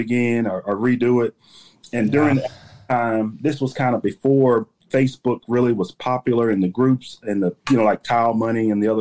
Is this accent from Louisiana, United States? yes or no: yes; Shreveport, Louisiana, United States; I'm from Shreveport, Louisiana, born and raised in Louisiana. I'm a Southern boy.